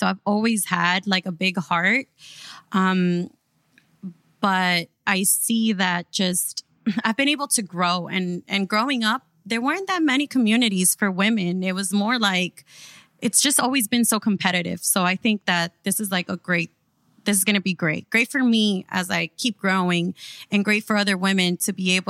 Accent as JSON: {"language": "English", "town": "Miami", "region": "Florida", "country": "United States", "tie": "born or raised there", "said": "throughout reality TV and just growing up in Miami, we have realized that there's like this stigma that surrounds who Miami is"}